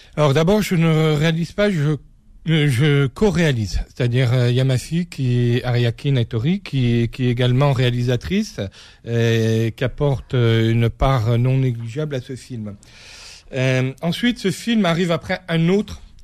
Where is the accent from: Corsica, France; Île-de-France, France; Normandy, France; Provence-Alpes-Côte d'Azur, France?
Corsica, France; Je suis corse, je le revendique, j'ai cette vision, euh, cette vision euh, de, de, voilà, de ma terre, de ma culture que je porte avec moi